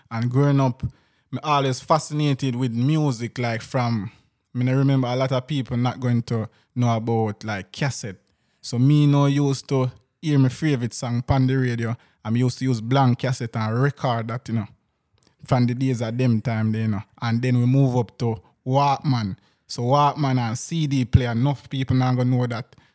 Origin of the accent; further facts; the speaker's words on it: Jamaica; So you know, town people always call people when I come from Kingston.